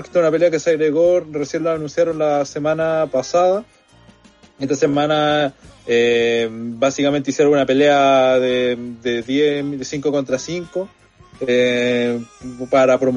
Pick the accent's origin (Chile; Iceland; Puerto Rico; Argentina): Chile; vos te sentías orgulloso de ser chileno.